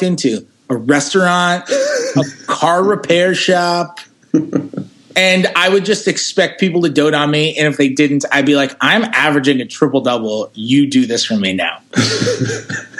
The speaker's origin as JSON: {"language": "English", "region": "New York", "country": "United States", "tie": "born or raised there", "said": "I'm from New York"}